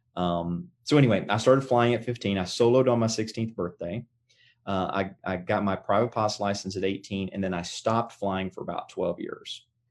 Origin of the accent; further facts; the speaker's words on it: Greeneville, Tennessee, United States; moved away as an adult; now in Oklahoma, United States; I grew up in, uh, a little town in East Tennessee. Um, And, uh, it's, it was east of Knoxville, west of the Tri-City, so the town, um, it's called Greenville.